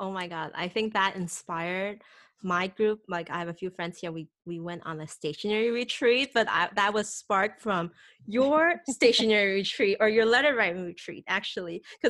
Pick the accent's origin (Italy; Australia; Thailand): Thailand; Bangkok; also born or lived in Taipei, Taiwan; now in Seattle, United States; Like, I'm from Taipei. I lived in Bangkok for like 12 years, grew up there, and then moved back to Taiwan. Went back to work in Thailand, you know, came to Boston, now in Seattle.